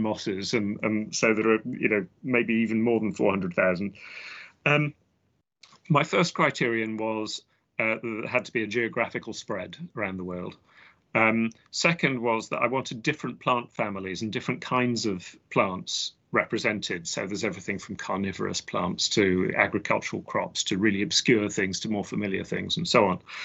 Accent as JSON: {"language": "English", "region": "London", "country": "United Kingdom", "tie": "born or raised there", "accent": "English", "said": "I grew up in southwest London in, in England, uh, near a place called the Royal Botanic Gardens, Kew"}